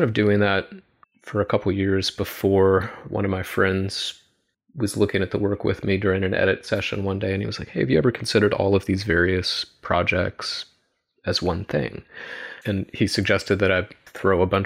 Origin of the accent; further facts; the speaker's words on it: Suffolk, Virginia, United States; also born or lived in Richmond, Virginia / Smithfield, Virginia; I was born in Richmond and grew up in the southeast part of Virginia in Suffolk, Smithfield, mostly out kind of in the sticks